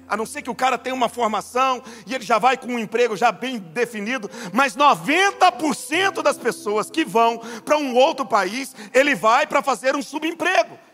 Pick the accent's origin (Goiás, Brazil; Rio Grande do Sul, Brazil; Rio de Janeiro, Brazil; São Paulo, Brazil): Goiás, Brazil; eu sou goiano